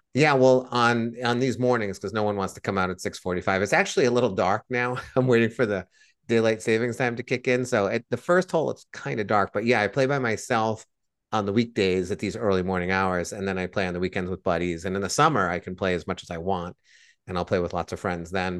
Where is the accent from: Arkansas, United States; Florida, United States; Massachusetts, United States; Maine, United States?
Massachusetts, United States; Blackstone; When I was growing up in Blackstone, Massachusetts